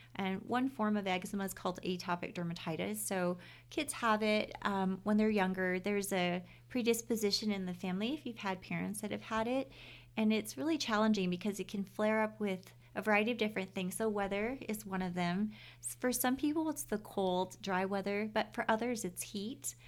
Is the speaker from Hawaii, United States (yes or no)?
yes; Oahu, Hawaii, United States; moved away as an adult; now in Utah, United States; I was born and raised in Hawaii.